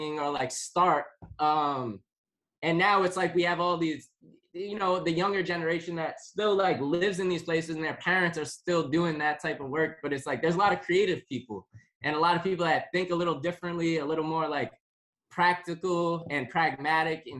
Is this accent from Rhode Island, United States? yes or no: yes; East Providence, Rhode Island, United States; also born or lived in Boston; It's where I grew up. I grew up in East Providence.